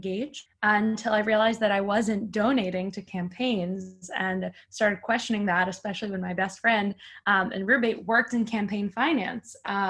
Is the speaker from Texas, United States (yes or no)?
no; New York, United States; moved away as an adult; now in Tel Aviv, Israel; co-founded 1510 with Blanca. I am originally from New York, but right now I work in Tel Aviv.